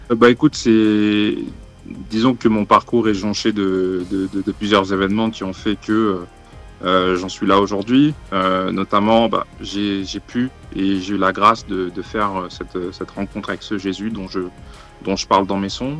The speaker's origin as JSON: {"language": "French", "town": "Lyon", "region": "Auvergne-Rhône-Alpes", "country": "France", "said": "je suis lyonnais"}